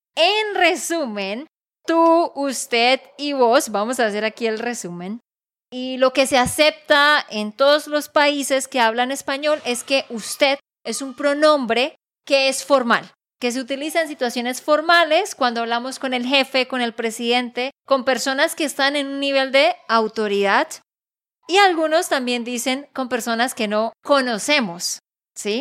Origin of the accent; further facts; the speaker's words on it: Santander, Colombia; de Santander, Colombia